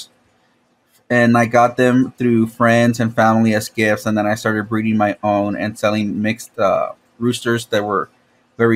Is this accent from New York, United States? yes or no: no; Laredo, Texas, United States; now in San Antonio, United States; I was born in Laredo, Texas